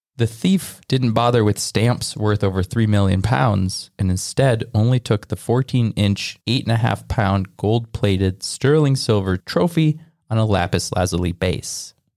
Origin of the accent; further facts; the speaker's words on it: Midwest, United States; I'm also from the Midwest